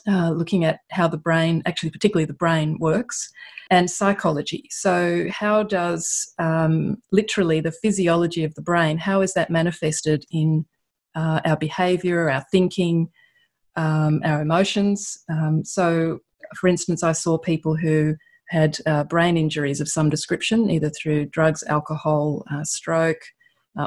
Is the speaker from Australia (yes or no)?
yes; Australia; accent: Australian; also born or lived in Europe; you can hear by my accent that I am from Australia, but I actually am Italian. I just have a wonderful Australian accent that I'm very proud